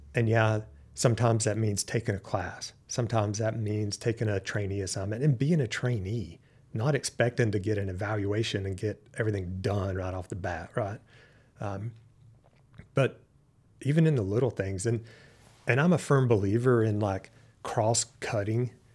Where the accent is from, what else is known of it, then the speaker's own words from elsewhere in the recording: Western North Carolina, United States; moved away; grew up in Western North Carolina